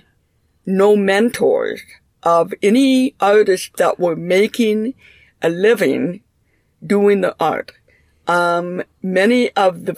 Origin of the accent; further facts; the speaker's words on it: Minneapolis, Minnesota, United States; also born or lived in St. Cloud; I was raised in Minneapolis and graduated from high school here